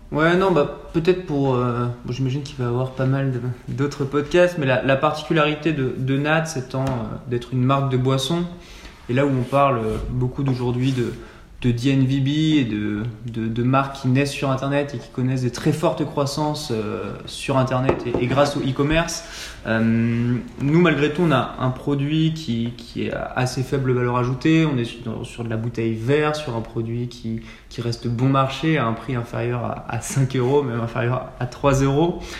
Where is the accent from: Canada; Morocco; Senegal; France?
France; Annecy, Auvergne-Rhône-Alpes; moved away as an adult; also born or lived in Nantes; j'ai grandi à Annecy